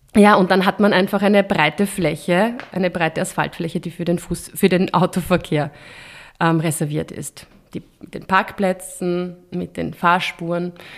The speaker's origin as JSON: {"language": "German", "region": "Vienna", "country": "Austria", "said": "bei uns in Wien"}